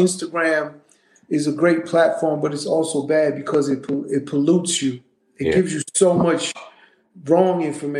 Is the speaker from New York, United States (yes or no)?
yes; New York City, New York, United States; also born or lived in Brownsville, Brooklyn; I was raised in Hollis, Queens.